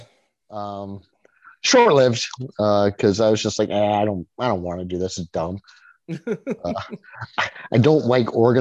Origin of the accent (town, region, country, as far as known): Orillia, Ontario, Canada; born or raised there